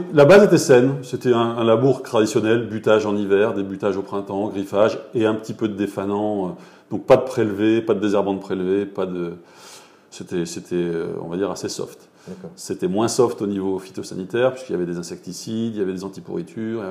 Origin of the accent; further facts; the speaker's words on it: Montlouis-sur-Loire, Centre-Val de Loire, France; moved away as an adult; now in Beaune, France; je suis originaire du Val-de-Loire, de Montlouis-sur-Loire, pour être précis